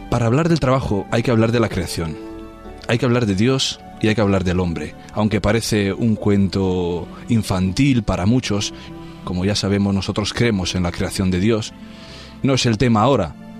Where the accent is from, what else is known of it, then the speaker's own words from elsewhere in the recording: Transylvania, Romania; now in Spain; todo el mundo conoce la parte de Rumanía de que vengo yo, porque es de moda hoy Transilvania